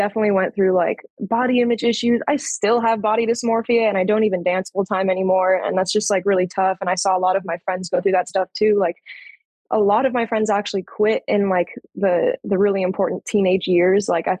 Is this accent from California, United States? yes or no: yes; Orange County, California, United States; moved away as an adult; now in San Diego, United States; San Diego is where I live now. I'm originally from Orange County